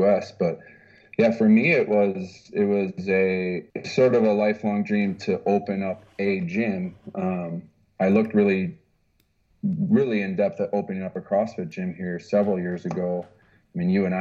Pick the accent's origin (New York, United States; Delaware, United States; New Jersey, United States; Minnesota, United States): Minnesota, United States; moved away as an adult; now in Dubai, United Arab Emirates; I was just a normal kid growing up in Minnesota